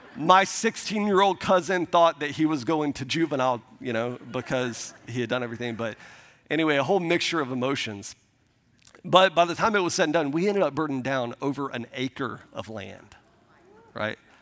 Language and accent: English; Milton, Florida, United States; we grew up in the Panhandle of Florida, uh, outside of Pensacola, um, a, a small town called Milton, Florida